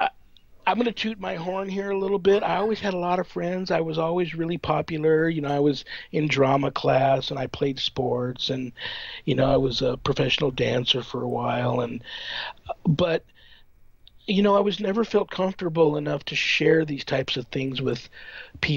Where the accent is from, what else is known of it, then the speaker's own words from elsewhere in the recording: Southern California, United States; moved away as an adult; now in Las Vegas, United States; I grew up in Southern California, near like a canyon